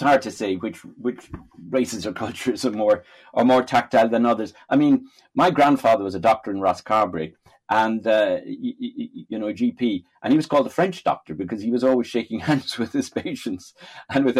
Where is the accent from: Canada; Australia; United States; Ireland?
Ireland; as Irish people